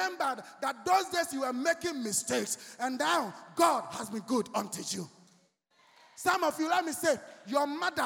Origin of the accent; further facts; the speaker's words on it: Accra, Greater Accra, Ghana; I was walking from Laboni to Osu home as young as I was